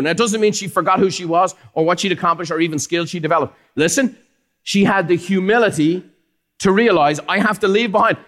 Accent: Ireland; now in United States; Growing up in Ireland is fantastic. I love where I come from.

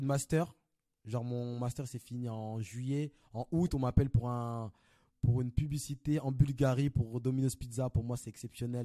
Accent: Paris, Île-de-France, France; Et moi je viens de Paris, Belleville. Je suis né, j'ai grandi à Belleville

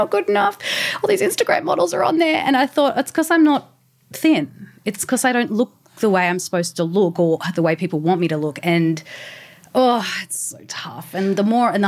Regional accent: Newcastle, New South Wales, Australia; I was born in Newcastle

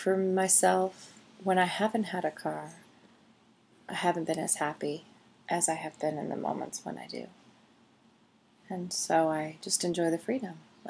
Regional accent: St. John River, New Brunswick, Canada; I grew up on the St. John River

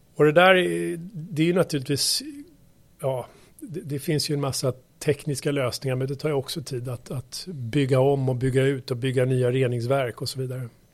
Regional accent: Saltsjöbaden, Stockholm County, Sweden; jag är uppväxt, uppväxt ute i Saltsjöbaden utanför Stockholm

